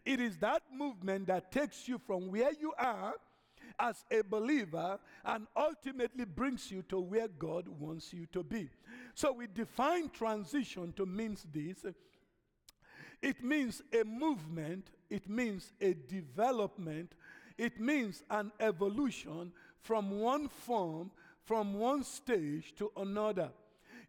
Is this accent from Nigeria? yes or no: yes; Nigeria; moved away as an adult; now in United States; originally, I'm an African from Nigeria. Okay, I've been here now going to almost 40 years.